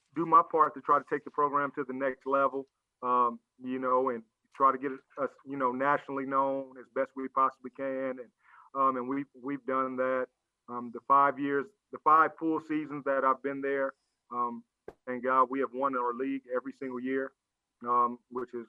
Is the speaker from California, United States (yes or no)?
yes; Los Angeles, California, United States; now in Memphis, United States; being a Southern California guy, I played ball, and I'm from Los Angeles